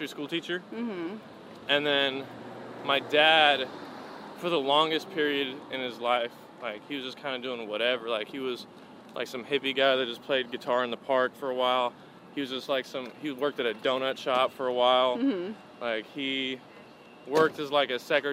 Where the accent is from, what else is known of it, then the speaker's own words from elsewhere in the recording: Pasadena, California, United States; now in South Pasadena, United States; I'm from Pasadena. That's just north of downtown LA, in case you don't know where that is. Yeah, that's where I'm from. I was born and raised there.